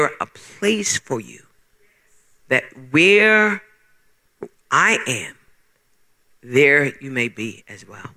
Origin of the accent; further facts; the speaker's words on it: Bermuda; moved away as an adult; now in United States; When I left Bermuda, I was born in Bermuda, and when I left Bermuda